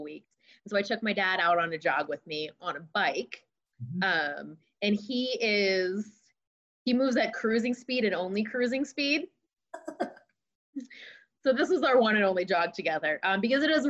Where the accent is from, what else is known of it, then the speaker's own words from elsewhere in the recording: East Coast, United States; moved away as an adult; also born or lived in Champaign, Illinois; growing up on the East Coast, being a part of a program from Philadelphia.